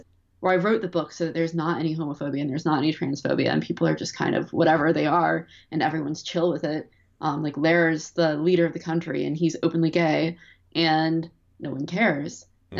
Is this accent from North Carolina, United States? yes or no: yes; Durham, North Carolina, United States; I'm from Durham, North Carolina, and it's a very interesting city.